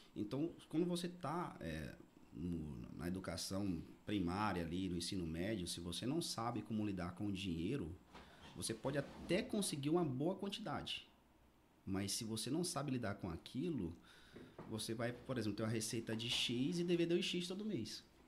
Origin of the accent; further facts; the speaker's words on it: Araguaína, Tocantins, Brazil; moved away as an adult; also born or lived in Belém / Paragominas / Rio de Janeiro; now in Goiânia, Brazil; sou natural daqui de Araguaína, né? Nasci e me criei aqui. Fiquei aqui até 2015